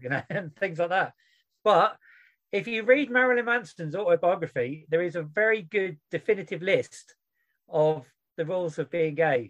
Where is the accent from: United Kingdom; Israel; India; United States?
United Kingdom; I'm British